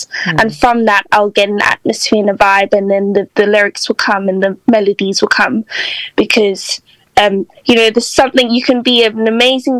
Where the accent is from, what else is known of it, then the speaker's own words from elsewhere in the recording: South Africa; moved away as an adult; now in Liverpool, United Kingdom; I'm from South Africa originally, born and raised, but my mom's British.